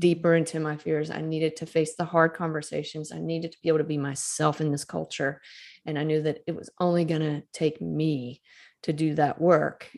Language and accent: English; Starkville, Mississippi, United States; I was a graduate student at Mississippi State University, which is in my hometown.